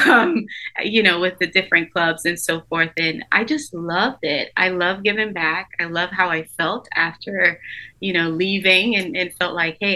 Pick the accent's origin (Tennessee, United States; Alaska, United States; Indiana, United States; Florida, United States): Florida, United States; Orlando; moved away as an adult; also born or lived in St. Lucia / St. Thomas, U.S. Virgin Islands; now in Savannah, United States; By the time I got to Orlando, I was about 10 years old